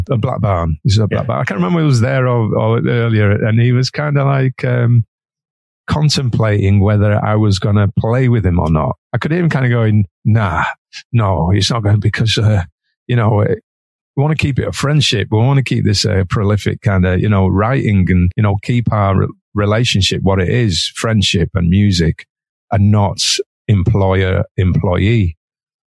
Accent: Manchester, North West England, United Kingdom; I'm Mancunian

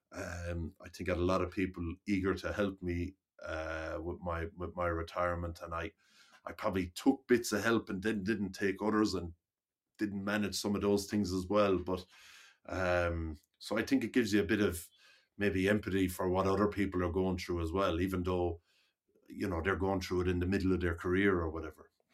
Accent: Limerick, Munster, Ireland; I grew up in Limerick

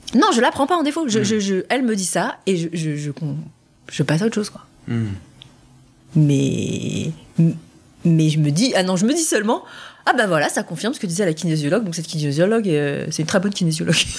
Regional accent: France; je suis française

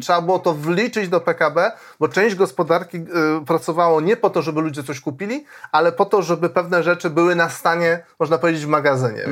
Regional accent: Poland

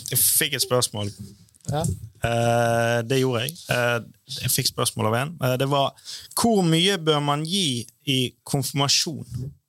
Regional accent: Bergen, Vestland, Norway; jeg er jo fra Loddefjord

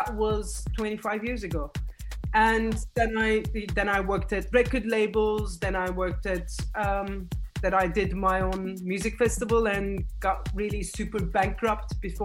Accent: Istanbul, Turkey; moved away; I come from Istanbul. And when I was growing up, we didn't actually have that kind of like musical education

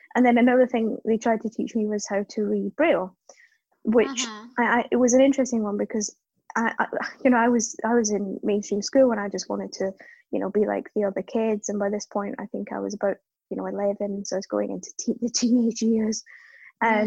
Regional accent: Scotland, United Kingdom; accent: Scottish; moved away as an adult; also born or lived in Cape Town, South Africa; now in London, United Kingdom; So my accent suggests Scotland, which is true for the most part, but I was actually born in South Africa, so spent the first sort of 5 years of life in Cape Town, and then moved to Scotland when I was 5, because my parents were from Scotland. And then grew up there, school and university and stuff

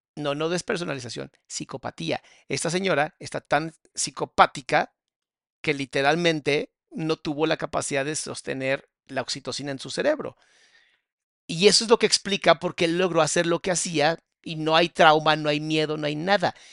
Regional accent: Mexico; en mi país, en México

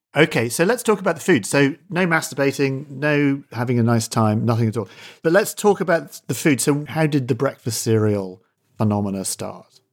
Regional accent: Scotland, United Kingdom; As a Scot, I grew up eating porridge at school

